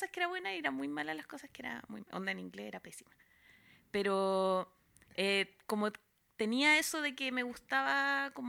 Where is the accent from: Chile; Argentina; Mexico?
Chile; Santiago, Santiago Metropolitan Region; Y además salí de la burbuja de Santiago, colegio privado